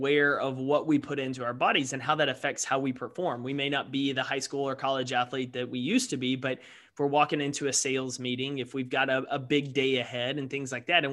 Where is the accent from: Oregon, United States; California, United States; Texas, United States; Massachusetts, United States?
Texas, United States; East; I grew up in East Texas, so a little bit different landscape, but Texan through and through as well.